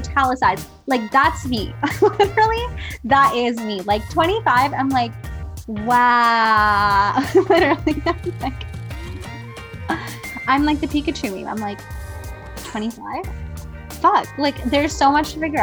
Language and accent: English; India; moved away; if I've left India, does that mean that I'm no longer in touch with what being Indian means?